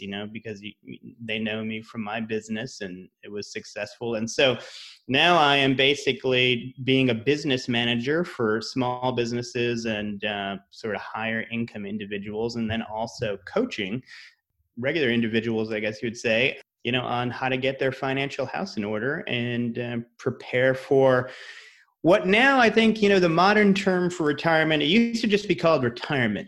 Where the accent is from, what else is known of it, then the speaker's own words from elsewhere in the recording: Rhode Island, United States; moved away as an adult; also born or lived in Massachusetts / New York / Los Angeles; I'm from Rhode Island, went to school in Massachusetts